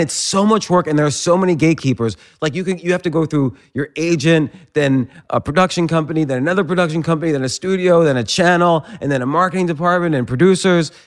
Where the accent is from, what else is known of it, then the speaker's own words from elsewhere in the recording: New Jersey, United States; moved away; also born or lived in Pittsburgh; I grew up in, uh, New Jersey, but I was living in Pittsburgh at the time